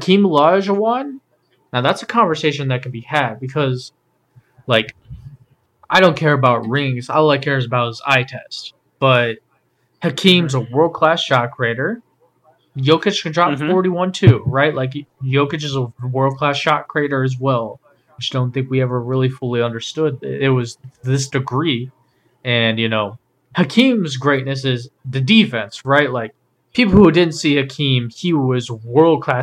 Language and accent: English; Cleveland, Ohio, United States; we are from Cleveland.